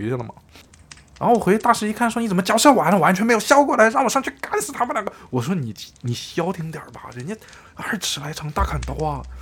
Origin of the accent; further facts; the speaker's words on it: Shandong, China; 我是一名来自山东的大学生